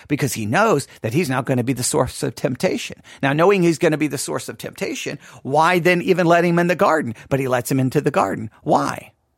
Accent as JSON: {"language": "English", "region": "West Texas", "country": "United States", "tie": "born or raised there", "said": "too many encounters with scorpions in my life growing up in West Texas"}